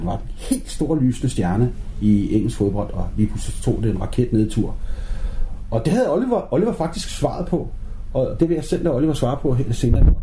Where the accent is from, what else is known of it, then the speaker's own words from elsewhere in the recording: Aarhus, Central Denmark Region, Denmark; Jeg kommer fra Aarhus, Smils by.